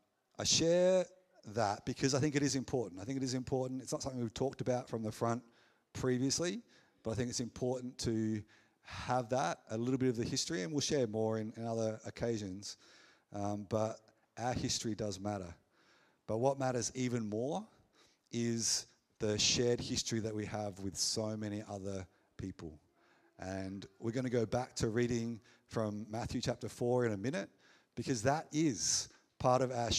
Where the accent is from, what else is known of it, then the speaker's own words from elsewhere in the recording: McLaren Vale, South Australia, Australia; I was born in the McLaren Vale Hospital. So there's connections here. I played footy here